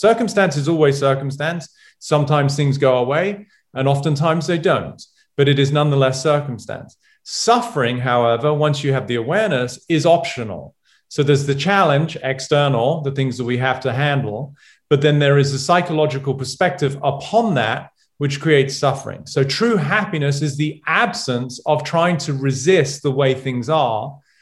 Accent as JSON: {"language": "English", "region": "England", "country": "United Kingdom", "tie": "born or raised there", "moved": "yes", "said": "one of my buddies from England growing up"}